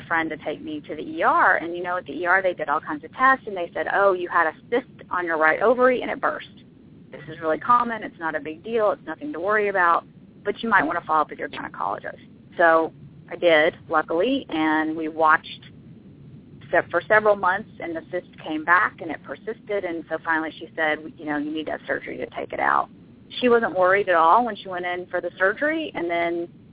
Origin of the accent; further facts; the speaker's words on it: Denver, Colorado, United States; my hometown